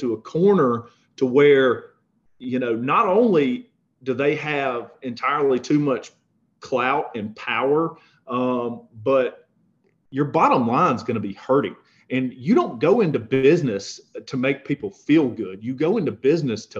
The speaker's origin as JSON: {"language": "English", "region": "the South", "country": "United States", "tie": "born or raised there", "said": "growing up in the South"}